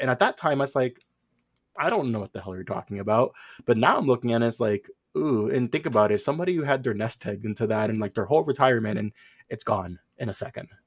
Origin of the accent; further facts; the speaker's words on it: Puerto Rico; moved away as an adult; also born or lived in New York; originally, I was born in New York, moved to Puerto Rico when I was five.